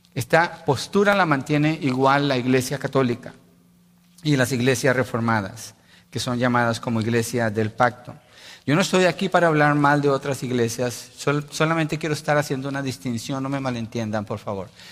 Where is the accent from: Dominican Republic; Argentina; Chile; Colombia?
Colombia; Colombia decimos